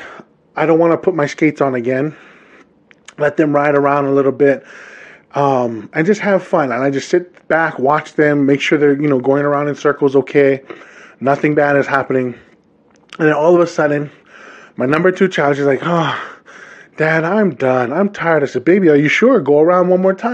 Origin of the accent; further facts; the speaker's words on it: Hawaii, United States; now in Utah, United States; Born and raised in the islands of Hawaii